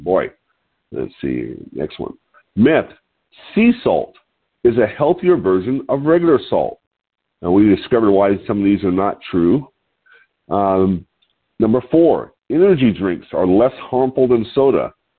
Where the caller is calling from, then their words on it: Lompoc, California, United States; I'm your host today, and I'm calling in from Lompoc, California, which sits 54 miles north of Santa Barbara on California's beautiful central coast.